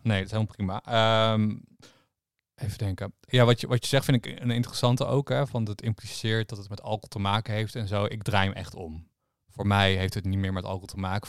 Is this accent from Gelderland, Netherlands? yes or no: yes; Harderwijk, Gelderland, Netherlands; waar ik vandaan kom in Harderwijk